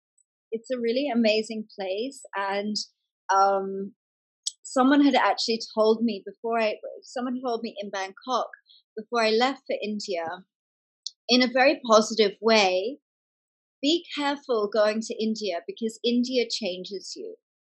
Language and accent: English; England, United Kingdom; moved away as an adult; now in Australia; I grew up in England, actually, from 5 till 18. I went to school in England. And so moving back to Australia at 18 was moving back to my mother's home.